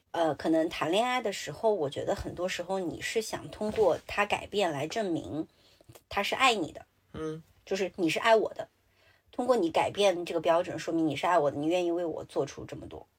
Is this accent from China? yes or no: yes; Sichuan, China; 我是四川人